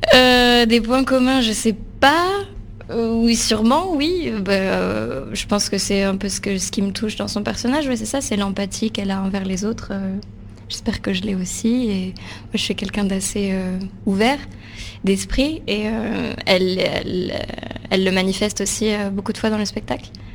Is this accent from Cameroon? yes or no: no; Palaiseau, Île-de-France, France; J'ai grandi en région parisienne, à Palaiso.